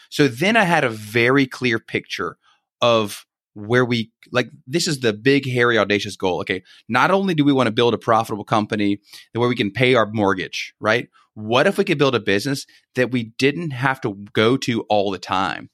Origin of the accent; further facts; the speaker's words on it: Baton Rouge, Louisiana, United States; moved away as an adult; now in Greenville, United States; born and raised in Baton Rouge